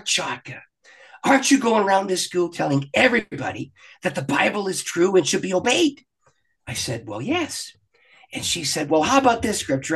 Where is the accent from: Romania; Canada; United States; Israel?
Canada; I'm a Canadian. I live just across the border from Detroit